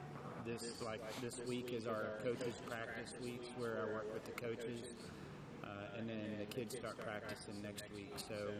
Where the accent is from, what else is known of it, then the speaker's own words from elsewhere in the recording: Gettysburg, Pennsylvania, United States; I grew up in Gettysburg, Pennsylvania